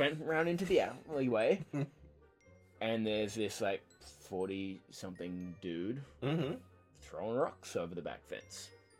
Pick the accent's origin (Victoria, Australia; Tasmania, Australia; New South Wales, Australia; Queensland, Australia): Tasmania, Australia